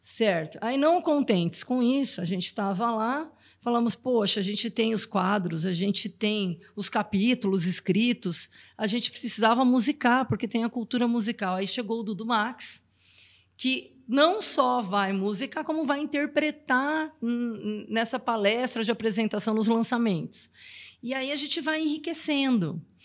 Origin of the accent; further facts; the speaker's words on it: Brazil; eu morei fora do Brasil um tempo